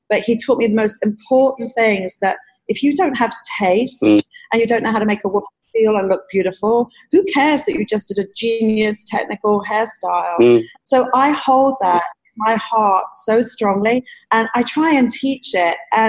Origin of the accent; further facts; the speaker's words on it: London, United Kingdom; I'm just so thankful that I grew up in London under your guidance